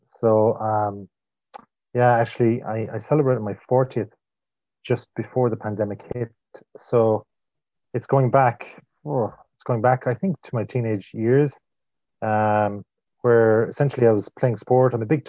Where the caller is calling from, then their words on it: Galway, Connacht, Ireland; Well, I don't know if I'm cool, but I'm in the west of Ireland. I'm in Galway, or some people call it or refer to it as Galway.